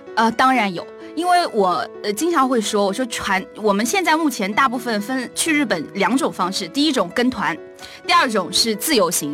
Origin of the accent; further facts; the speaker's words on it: Nanjing, Jiangsu, China; 因为我是南京人